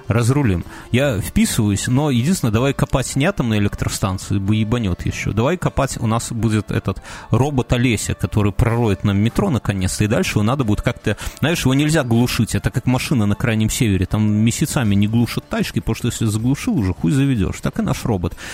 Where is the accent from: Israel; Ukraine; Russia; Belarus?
Belarus; мы белорусы